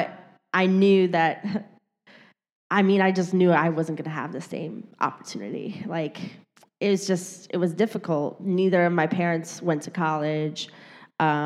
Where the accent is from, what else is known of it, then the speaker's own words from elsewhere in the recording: Detroit, Michigan, United States; moved away as an adult; now in New York City, United States; I was born and raised in Detroit, Michigan